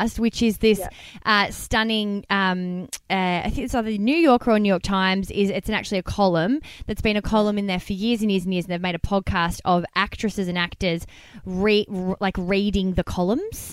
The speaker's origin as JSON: {"language": "English", "region": "Victoria", "country": "Australia", "tie": "born or raised there", "said": "we grew up in Victoria"}